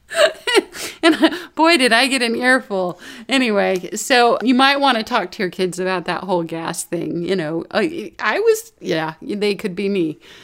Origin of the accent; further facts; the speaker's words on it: Florida, United States; I grew up in Florida